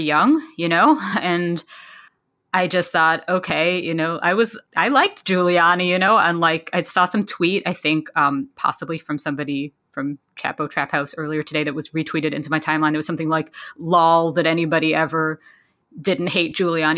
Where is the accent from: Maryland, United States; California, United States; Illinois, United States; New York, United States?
New York, United States; New York City; I grew up in New York City